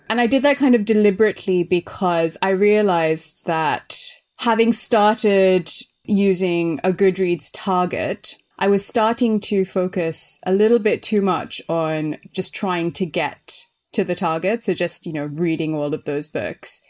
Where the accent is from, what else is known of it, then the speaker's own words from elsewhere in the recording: Sri Lanka; moved away as an adult; also born or lived in Melbourne, Australia; now in London, United Kingdom; I grew up in Sri Lanka, which is where my family's from